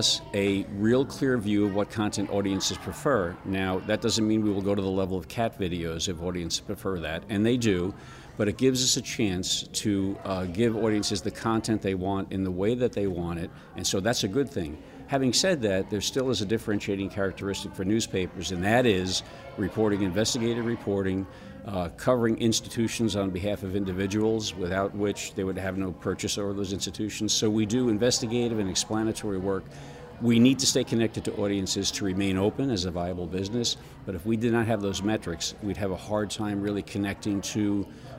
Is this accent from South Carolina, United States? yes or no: no; New Jersey, United States; now in Lafayette, United States; I'm from New Jersey